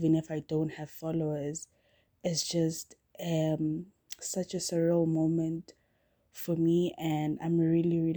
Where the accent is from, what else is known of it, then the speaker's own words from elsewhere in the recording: South Africa; I am South African